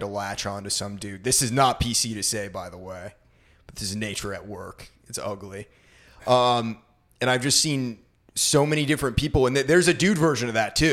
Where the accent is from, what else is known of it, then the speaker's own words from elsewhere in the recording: Maine, United States; I grew up in Maine, so it was a snowy hellhole of a place